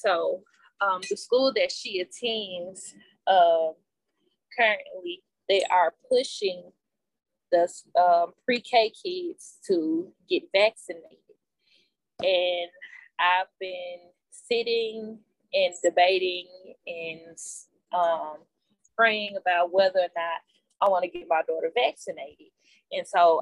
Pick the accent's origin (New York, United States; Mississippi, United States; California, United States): Mississippi, United States; Itta Bena; moved away as an adult; now in Huntsville, United States; I currently reside in Huntsville, Alabama. I am from Itabena, Mississippi.